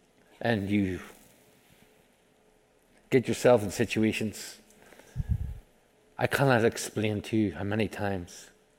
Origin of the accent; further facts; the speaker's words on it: Ireland; I'm Irish. And I really do talk like this, and so will you when you die and go to heaven. And so, look forward to it. I'm not from Mississippi, I'm from Ireland.